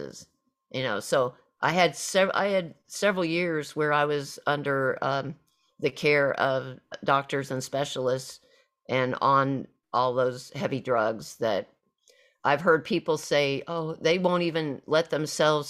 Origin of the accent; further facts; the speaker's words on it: Southwest Missouri, United States; moved away as an adult; home for me was back to my hometown of area of Southwest Missouri